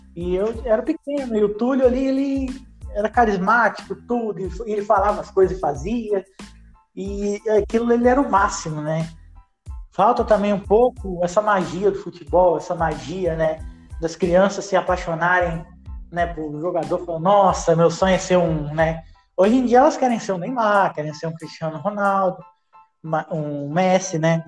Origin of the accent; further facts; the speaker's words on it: Brazil; eu sou brasileiro